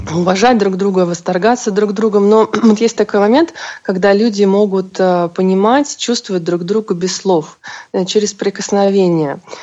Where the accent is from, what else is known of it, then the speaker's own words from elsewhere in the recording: Saint Petersburg, Russia; moved away as an adult; now in Moscow, Russia; Вообще я родилась в Петербурге и всю жизнь прожила там, э, и где-то около шести лет назад я решила уехать в Москву